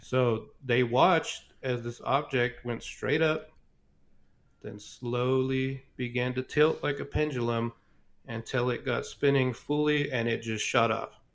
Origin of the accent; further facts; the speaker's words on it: Roswell, New Mexico, United States; growing up in Roswell